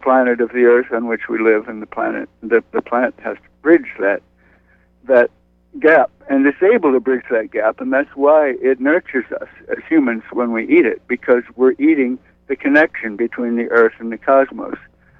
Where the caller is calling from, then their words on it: New York City, New York, United States; I'm calling from Brooklyn.